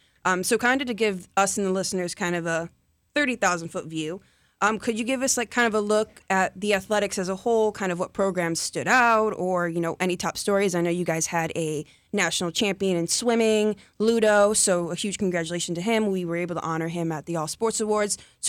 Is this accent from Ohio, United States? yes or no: yes; Toledo, Ohio, United States; now in Polk County, United States; I'm from Toledo.